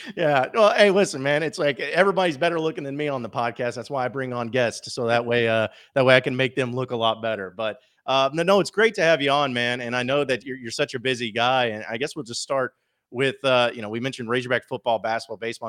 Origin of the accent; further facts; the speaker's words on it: Fayetteville, Arkansas, United States; I grew up in Fayetteville